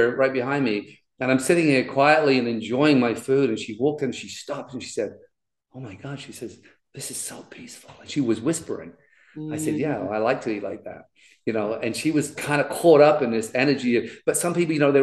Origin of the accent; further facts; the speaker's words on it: London, United Kingdom; I grew up in the East End of London, which is a really tough part of England